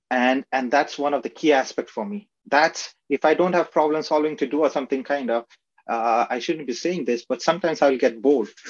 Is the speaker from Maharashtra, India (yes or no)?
yes; Aurangabad, Maharashtra, India; moved away; also born or lived in Ratnagiri, Maharashtra, India; I was born in Ratnagiri, which is a coastal area in Maharashtra, which is in India. But I was raised in Aurangabad